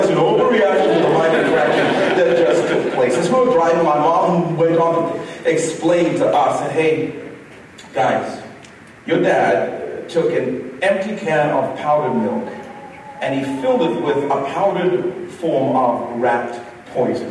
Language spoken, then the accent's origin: English; Zambia; my brother and I, growing up in Zambia, we had a number of rituals.